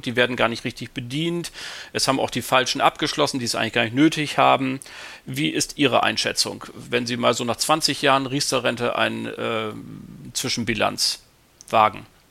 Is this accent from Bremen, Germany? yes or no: yes; Bremen, Germany; als Bremer